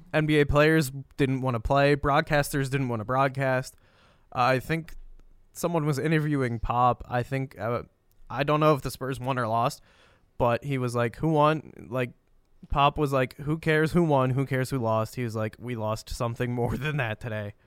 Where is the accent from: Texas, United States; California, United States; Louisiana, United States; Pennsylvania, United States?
Pennsylvania, United States; growing up in Pennsylvania